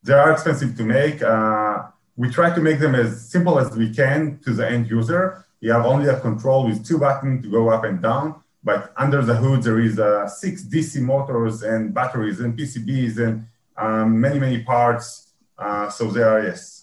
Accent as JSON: {"language": "English", "country": "Israel", "said": "I'm from Israel"}